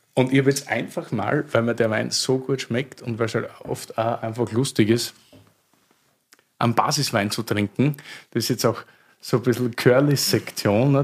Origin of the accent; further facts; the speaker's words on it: Styria, Austria; Also ich bin aus der Steiermark, aber an der Grenze zum Südburgenland